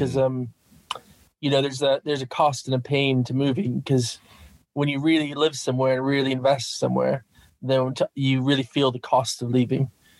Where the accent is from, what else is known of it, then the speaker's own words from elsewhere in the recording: Minnesota, United States; also born or lived in Kansas City; now in England; but I'm American, you can hear by my accent. So I grew up in Minnesota and really tried to get rid of that accent as fast as I could.